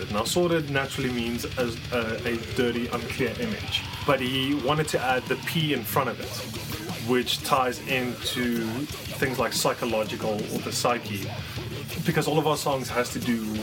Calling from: Johannesburg, Gauteng, South Africa; coming to you from Johannesburg, South Africa.

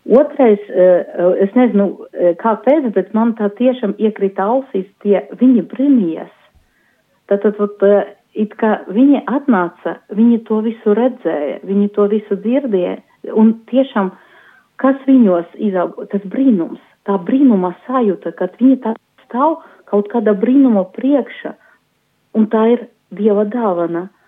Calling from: Daugavpils, Latgale, Latvia; Esmu no Daugavpils, no kustības arī prosanktitāte.

